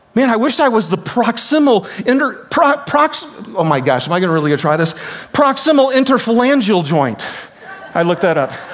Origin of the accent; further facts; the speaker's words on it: United States; we grew up in America